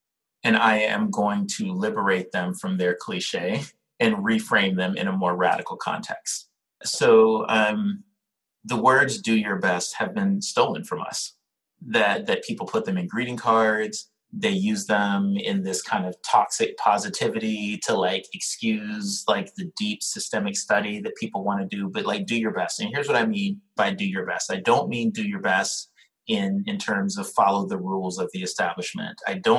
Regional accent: New York City, New York, United States; You know, I'm a New Yorker. And so I got to answer this in the most New York way possible.

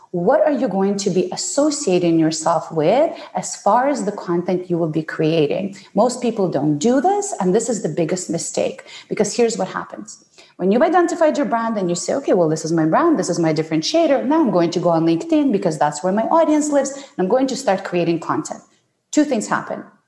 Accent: Ukraine; English is a second language; also born or lived in Soviet Union; now in Canada; I was born in the Soviet Union, uh, what was at the time the Soviet Union and I grew up um, in post Soviet Ukraine

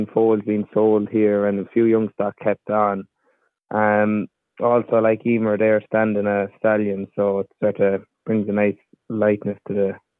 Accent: Athlone, Connacht, Ireland; I'm from Athlone in County Roscommon, also in the breeding of ponies and equine, living on the family farm of cattle and horses.

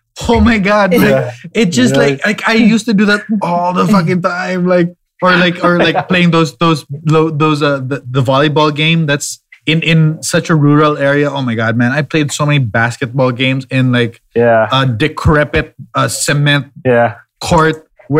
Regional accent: Cagayan de Oro, Northern Mindanao, Philippines; I grew up in Cagayan de Oro, in Mindanao.

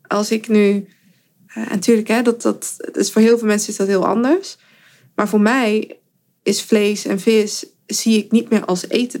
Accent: 's-Hertogenbosch, North Brabant, Netherlands; in Den Bosch, waar ik vandaan kom

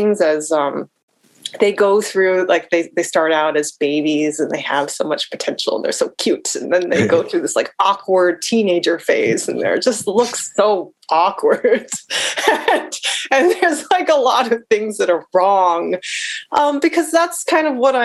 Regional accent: United States; as an American biracial woman

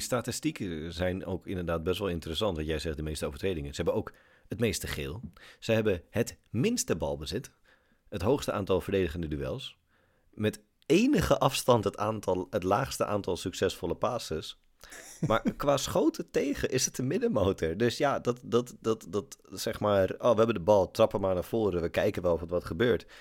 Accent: Almere, Flevoland, Netherlands; moved away; ik kom uit Almere. Ik ben daar eh, geboren en getogen.

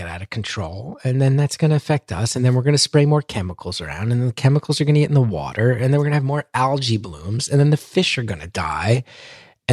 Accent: New Jersey, United States; also born or lived in Astoria, New York; growing up in New Jersey.

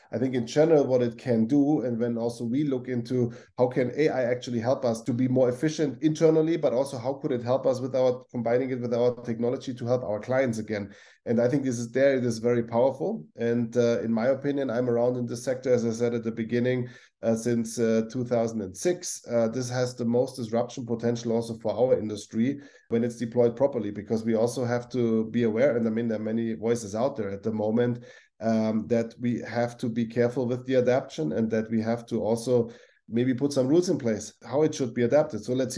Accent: Augsburg, Bavaria, Germany; I grew up in Augsburg in Bavaria, and then I had several roles in Germany, and one was Saarbrücken.

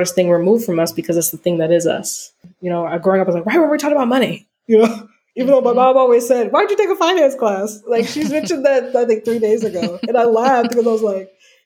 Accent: Altadena, California, United States; also born or lived in Oakland, California; I'm from Altadena, California

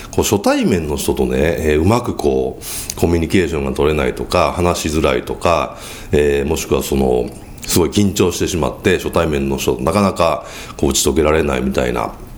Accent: Kyoto, Japan; accent: Kansai dialect, Kyoto accent; 僕は京都出身ですから、まあちょっと関西弁じゃないですか。

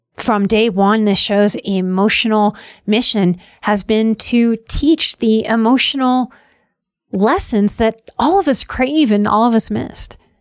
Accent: New Orleans, Louisiana, United States; moved away; From my youth growing up in New Orleans, it's a very weird place

